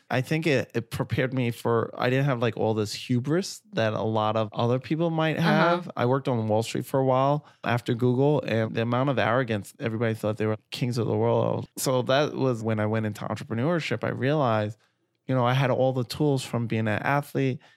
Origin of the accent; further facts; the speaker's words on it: New York City, New York, United States; growing up in Flatbush, Brooklyn